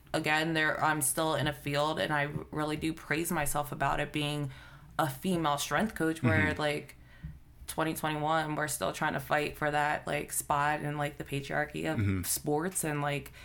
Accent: Philadelphia, Pennsylvania, United States; I'm from Philly

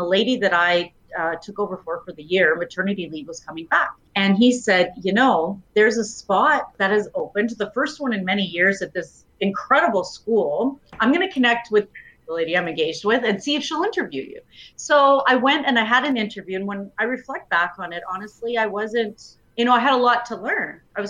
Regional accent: Edmonton, Alberta, Canada; moved away as an adult; now in Kamloops, Canada; But I was born and raised in Edmonton, and very quickly after high school, I went to U of A and started my B.Ed.

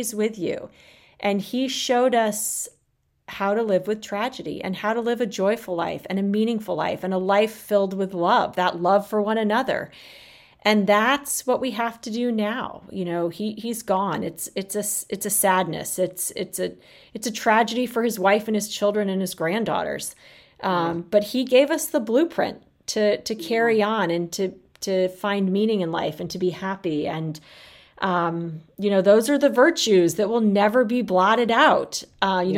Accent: Arizona, United States; moved away as an adult; also born or lived in South Bend; I grew up in Arizona. It was far from home

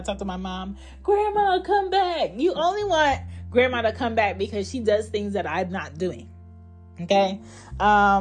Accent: United States

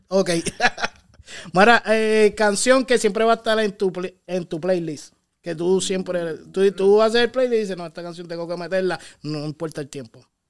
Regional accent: Carolina, Puerto Rico; yo soy de Carolina, de Villa Fontana y estudié con Polaco

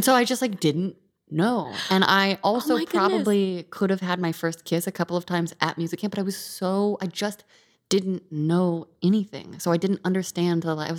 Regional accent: Visalia, California, United States; I grew up without cable. Grew up on a farm.

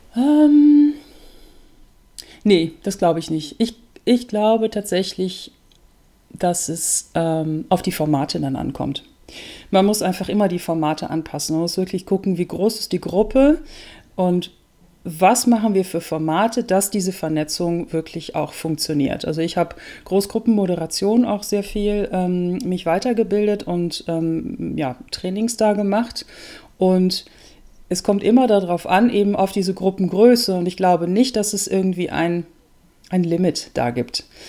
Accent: Germany; moved away as an adult; also born or lived in Netherlands; now in Austria; Ich lebe in Österreich, bin gebürtige Holländerin, habe viele Jahre in Deutschland gelebt, eigentlich fast mein ganzes Leben

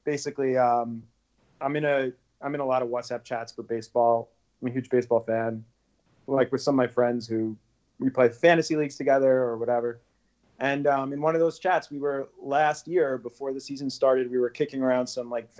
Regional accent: New York City, New York, United States; I'm from Queens.

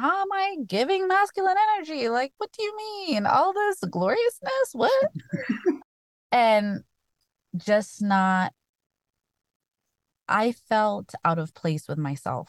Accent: Kenya; now in United States; as a Kenyan kid

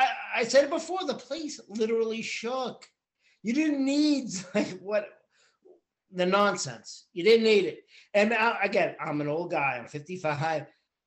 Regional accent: Belmont, Massachusetts, United States; I grew up in Belmont.

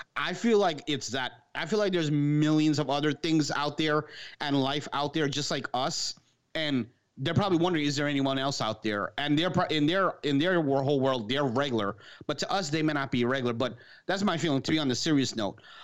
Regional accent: New York City, New York, United States; This is New York, me growing up in Queens

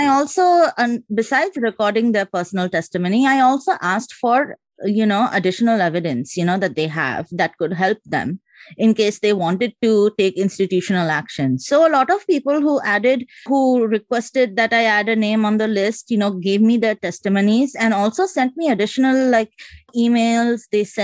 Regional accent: Kolkata, West Bengal, India; moved away as an adult; also born or lived in Haryana / New Delhi; now in United States; I'm also from Calcutta

